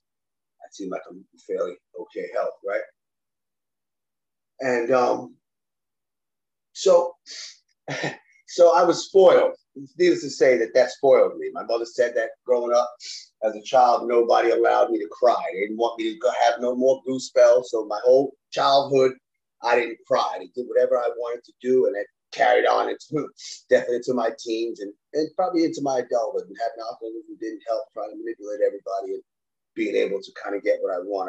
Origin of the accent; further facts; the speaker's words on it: New York City, New York, United States; now in Florida, United States; I grew up in the Bronx.